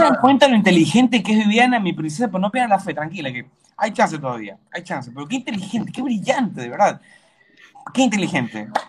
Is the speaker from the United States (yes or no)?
no; Ecuador; yo como ecuatoriano